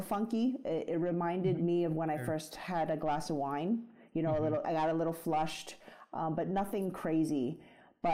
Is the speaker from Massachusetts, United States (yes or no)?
no; New York City, New York, United States; I grew up in the Bronx and I grew up in a very traditional Chinese household